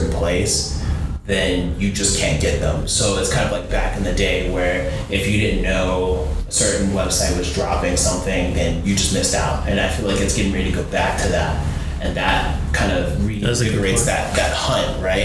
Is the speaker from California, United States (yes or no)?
no; Florida, United States; moved away; we're both from Florida originally